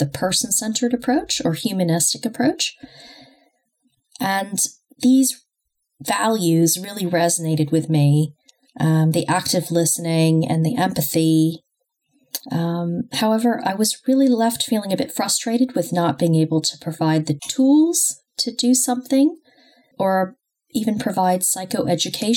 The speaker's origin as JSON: {"language": "English", "country": "United States", "tie": "born or raised there", "also_born_or_lived": "Los Angeles, California / New York / London", "moved": "as an adult", "lives_now": "United Kingdom", "said": "I grew up in the US, however, which explains my accent"}